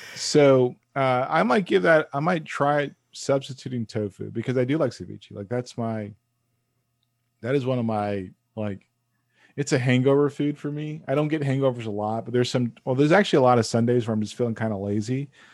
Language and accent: English; United States; I'm an American male